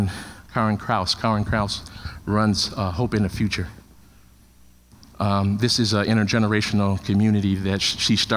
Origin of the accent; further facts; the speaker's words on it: Chicago, Illinois, United States; Took the one in Chicago. It was in my hometown. Didn't have to move